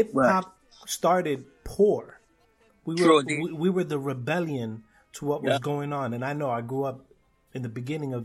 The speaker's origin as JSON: {"language": "English", "town": "New York City", "region": "New York", "country": "United States", "said": "I'm from Brooklyn"}